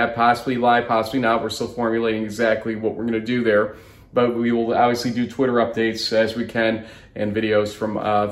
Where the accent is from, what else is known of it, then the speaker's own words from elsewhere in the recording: New York, United States; as a New Yorker